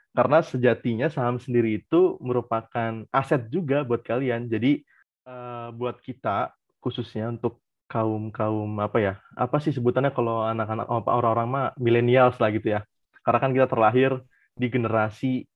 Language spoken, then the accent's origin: Indonesian; Cirebon, West Java, Indonesia; Aku dari Cirebon